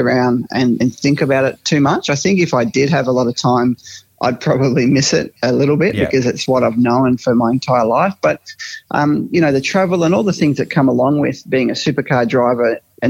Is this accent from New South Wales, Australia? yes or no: no; Mildura, Victoria, Australia; Growing up in Mildura